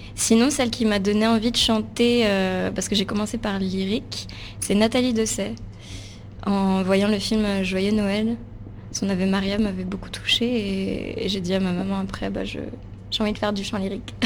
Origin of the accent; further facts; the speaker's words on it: Palaiseau, Île-de-France, France; J'ai grandi en région parisienne, à Palaiso.